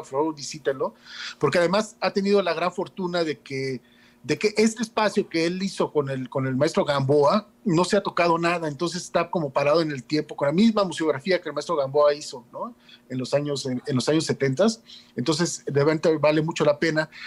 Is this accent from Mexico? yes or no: yes; Juchitán, Oaxaca, Mexico; esa casa de la cultura donde yo crecí, Juchitán